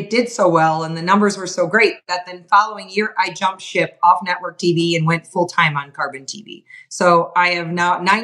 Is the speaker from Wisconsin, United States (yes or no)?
yes; Wisconsin, United States; moved away as an adult; also born or lived in Montana; I was from Wisconsin